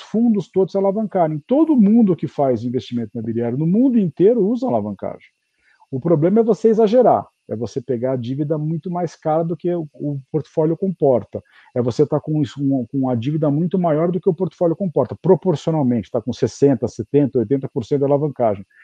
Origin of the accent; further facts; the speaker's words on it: Brazil; eu estou aqui no Brasil fazendo negócio como brasileiro, né, minha vida toda